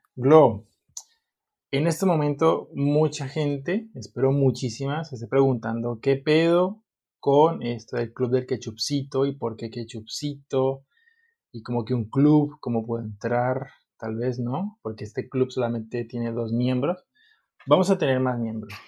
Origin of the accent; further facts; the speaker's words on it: Colombia; moved away as an adult; now in Valencia, Spain; Yo soy de Colombia.